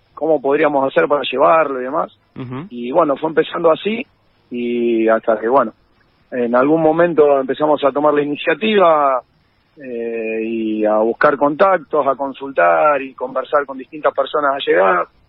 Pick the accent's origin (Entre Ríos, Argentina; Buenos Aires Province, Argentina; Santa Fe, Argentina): Santa Fe, Argentina; Rosario; los que somos rosarinos